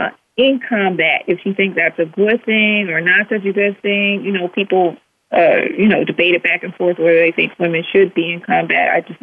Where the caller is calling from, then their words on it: Richmond, Virginia, United States; I'm calling from Richmond, Virginia.